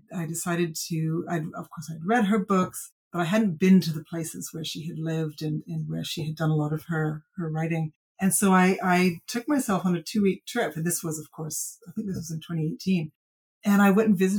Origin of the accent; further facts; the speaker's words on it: British Columbia, Canada; moved away as an adult; I grew up in British Columbia, I left, I came back.